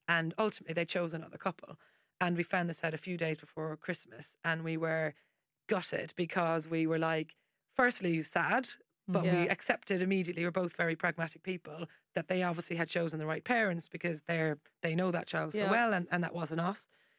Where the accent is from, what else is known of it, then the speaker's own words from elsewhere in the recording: Ireland; I've got like a million nieces and nephews because I'm Irish.